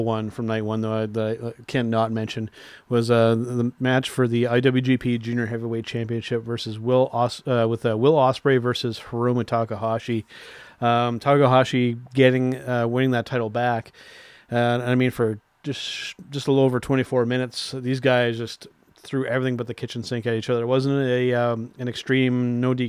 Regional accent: Canada; I'm a Canadian

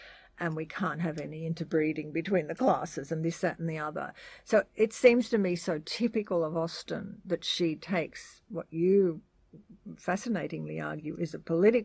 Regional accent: Australia; we are Australian

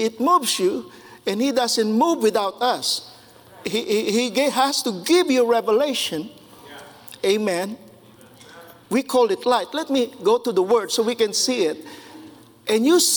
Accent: Philippines; moved away; I grew up in the Philippines

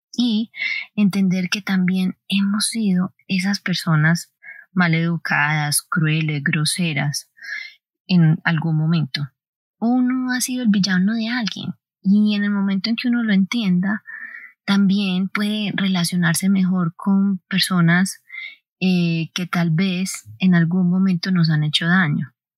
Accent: Colombia; nací el 16 de diciembre, etc. no, soy de Colombia

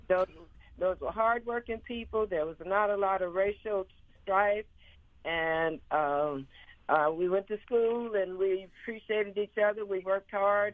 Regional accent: Los Angeles, California, United States; moved away as an adult; also born or lived in Arizona; now in Mississippi, United States; I was born in in Los Angeles, California. I moved to Arizona with my family in in '83

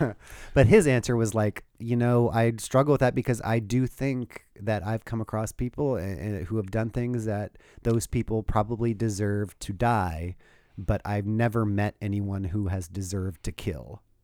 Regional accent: Southern California, United States; now in Portland, United States; growing up in Southern California.

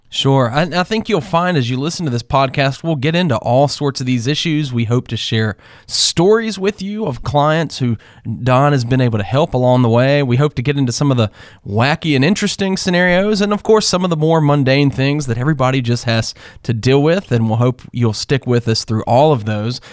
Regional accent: North Carolina, United States; I grew up in North Carolina

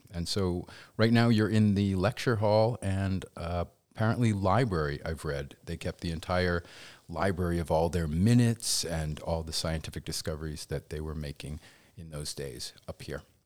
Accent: Danvers, Massachusetts, United States; moved away as an adult; also born or lived in Los Angeles; I technically gr-, grew up in Danvers

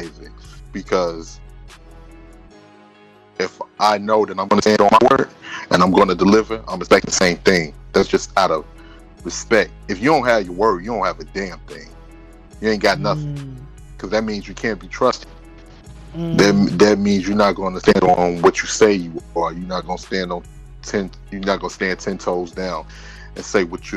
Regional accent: Chicago, Illinois, United States; me being a Chicagoan

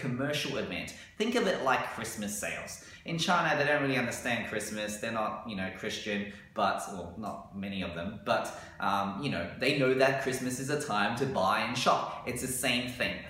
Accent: Australia; we as Australian business owners

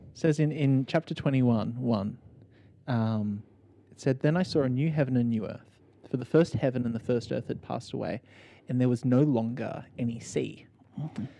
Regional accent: Sydney, New South Wales, Australia; growing up in Sydney, Australia, in 2021

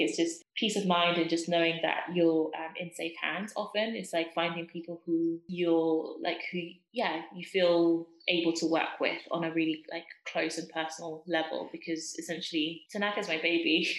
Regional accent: Zimbabwe; moved away; I was born and raised in Zimbabwe. I strongly identify with my Zimbabwean culture

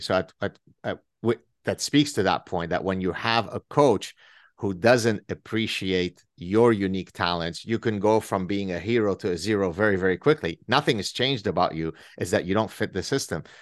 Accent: Lebanon; moved away; I grew up in Lebanon

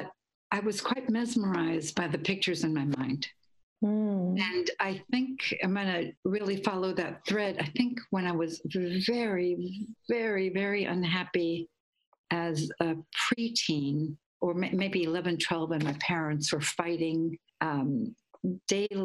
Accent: Guatemala; I grew up in Guatemala, so Central America

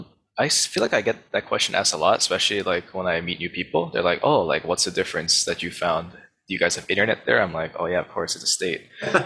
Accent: Honolulu, Hawaii, United States; moved away as an adult; now in San Francisco, United States; I am 23 years old, born and raised in Honolulu, Hawaii, like Isaac mentioned. Moved into San Francisco last October

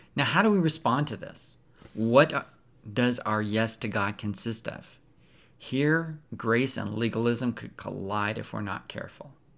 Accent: Pacific Northwest, United States; I grew up in the Pacific Northwest

